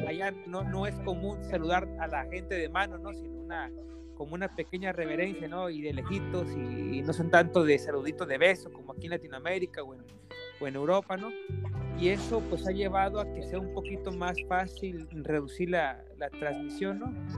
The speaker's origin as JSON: {"language": "Spanish", "country": "Mexico", "said": "Yo también soy de México"}